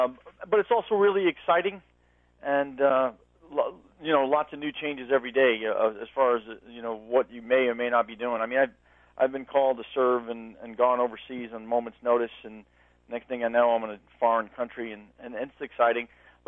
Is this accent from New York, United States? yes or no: yes; New York City, New York, United States; moved away; I'm originally from Brooklyn, New York